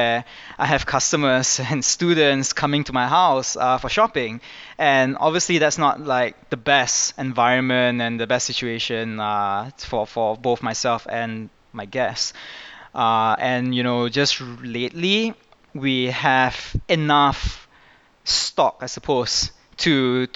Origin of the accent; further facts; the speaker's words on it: Kuala Lumpur, Malaysia; I was born in Malaysia and I've lived here all my life